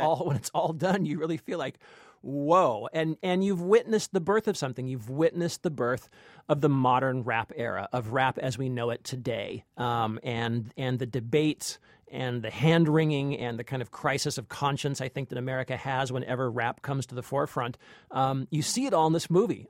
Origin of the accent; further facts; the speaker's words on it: Long Beach, California, United States; I grew up in Long Beach, which is, uh, a ways away from, from Compton